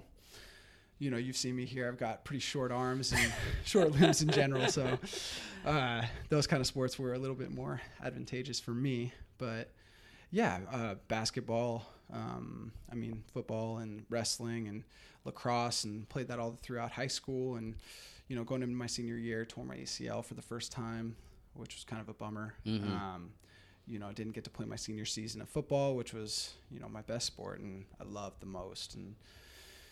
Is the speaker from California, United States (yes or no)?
yes; Marin County, California, United States; I grew up here in Marin County, just like Marcus